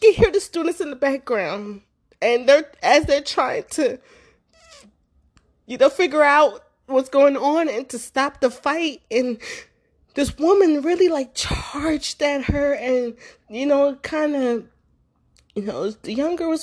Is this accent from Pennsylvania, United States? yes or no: yes; Philadelphia, Pennsylvania, United States; growing up in Philadelphia